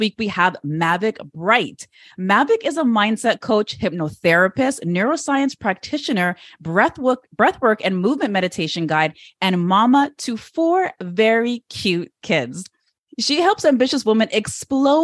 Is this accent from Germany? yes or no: no; Toronto, Ontario, Canada; my hometown of Toronto